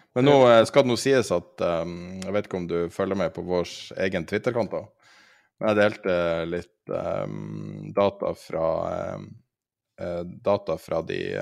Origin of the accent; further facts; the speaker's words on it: Norway; som nordmann